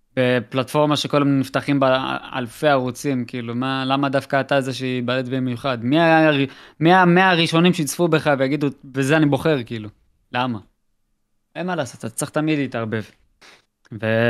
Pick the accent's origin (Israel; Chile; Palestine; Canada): Israel; אנחנו ישראלים